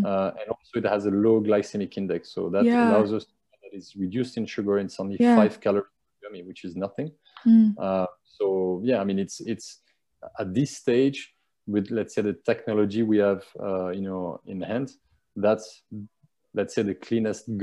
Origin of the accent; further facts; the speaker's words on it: France; now in Dubai, United Arab Emirates; I'm from France